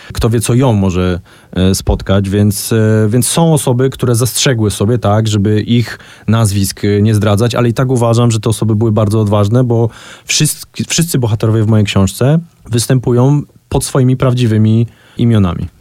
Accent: Kraków, Lesser Poland, Poland; jestem Krakusem e, i, i, za całe życie mieszkam w Krakowie

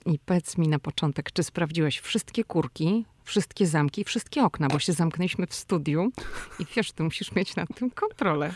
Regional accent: Poland; moved away as an adult; now in United States; przyjechaliśmy z Polski i wyrastaliśmy w domach, gdzie choinkę ubierało się no albo w Wigilię

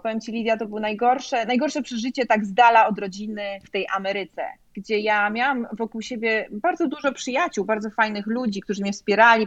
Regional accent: Poland; also born or lived in Chicago, United States; now in Sarasota, United States; jestem z Polski

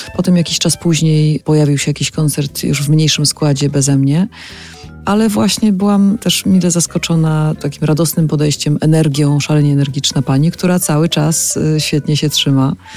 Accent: Bielsko-Biała, Silesian Voivodeship, Poland; moved away as an adult; Tam się urodziłam, tam spędziłam dzieciństwo, dorastanie

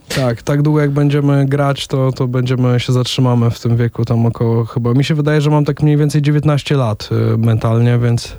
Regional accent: Łomża, Podlaskie Voivodeship, Poland; oba jesteśmy z Łomży

